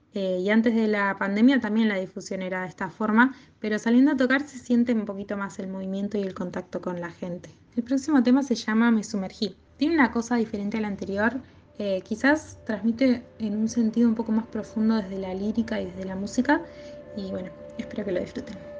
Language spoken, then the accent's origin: Spanish; Bahía Blanca, Buenos Aires Province, Argentina; moved away as an adult; now in La Plata, Argentina; nací en Bahía Blanca, donde empecé a acercarme a la música ya desde chiquita y también formé mi banda …